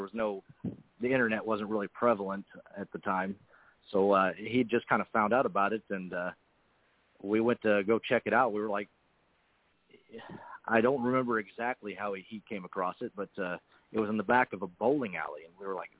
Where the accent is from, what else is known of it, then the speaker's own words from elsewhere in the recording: Oklahoma, United States; also born or lived in Canada / Texas; I was born in Canada, but my parents are American citizens, so I'm an American citizen. I lived there as a child, but we moved around a little bit when I was younger. My parents were in the oil business, so we lived in Texas for a little while and eventually settled in Oklahoma